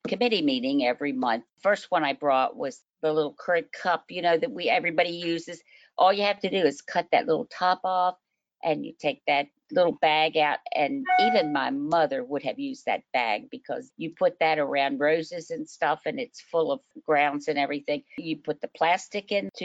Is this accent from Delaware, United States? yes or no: yes; Delaware, United States; now in Louisville, United States; I was raised in Delaware, and DuPont was one of our heroes